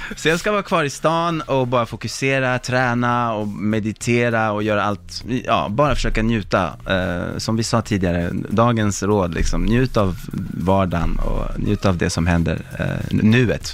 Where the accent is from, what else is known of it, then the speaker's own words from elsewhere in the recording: Sweden; moved away; also born or lived in Stockholm; jag var svensk